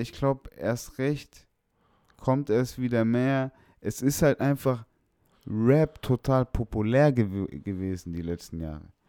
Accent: Stuttgart, Baden-Württemberg, Germany; bei uns damals in Feuerbach in der Hood

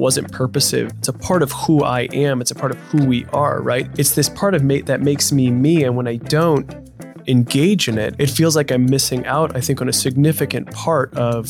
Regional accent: United States; or I grew up in the United States, of where my pride was grounded

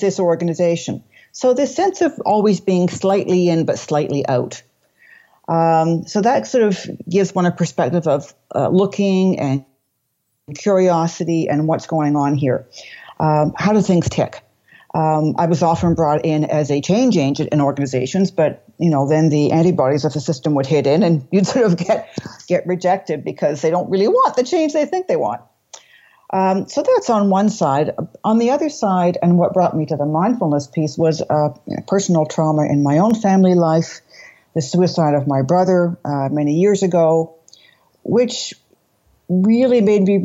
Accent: Toronto, Ontario, Canada; moved away as an adult; also born or lived in London, England / Brussels, Belgium / Montreal, Canada; I was born in Toronto, but I have moved around quite a bit in my life

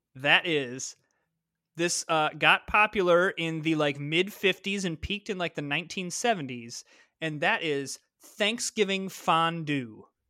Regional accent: Midwest, United States; I'm from the Midwest, and I got, got that A in there.

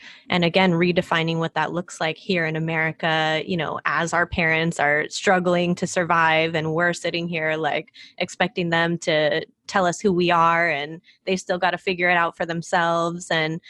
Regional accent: United States; But once I'm outside in the world, I'm like, what does being Filipino American mean? Like, how do I fit into, you know, other spaces? How do I fit into white spaces as a half white person?

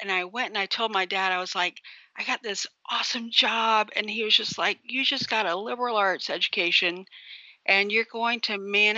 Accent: Brevard, North Carolina, United States; I grew up in Brevard, North Carolina.

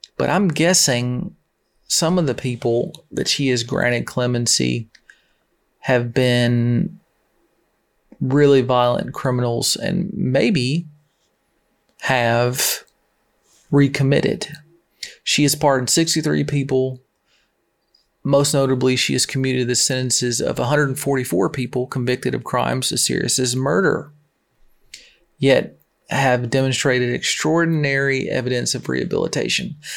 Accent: Tennessee, United States; moved away; my home state. Not there now. I'm actually very close to the swamp.

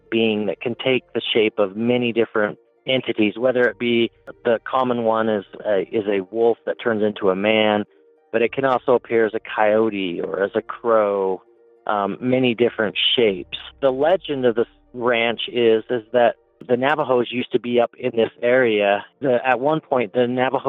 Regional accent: Uinta Basin, Utah, United States; Growing up in the Uinta Basin

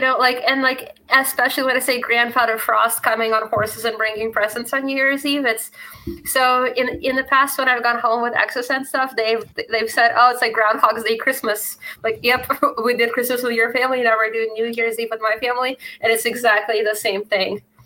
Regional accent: Russia; moved away; I grew up in Russia

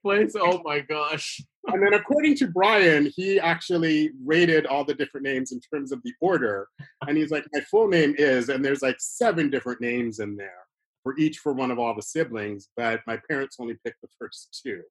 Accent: Toronto, Ontario, Canada; I was born here in Toronto, but my family emigrated from Bermuda to Toronto

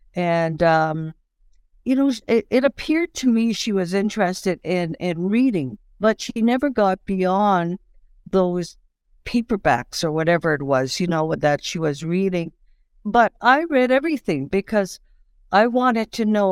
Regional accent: Saddle Lake Reserve, Alberta, Canada; now in Saskatchewan, Canada; I'm originally from Salt Lake Reserve, Alberta. I presently live in Saskatchewan, and, um, I'm Cree

